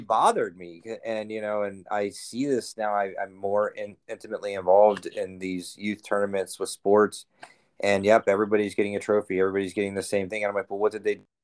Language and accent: English; Cincinnati, Ohio, United States; also born or lived in Alabama; now in Peoria, United States; I'm from Cincinnati, Ohio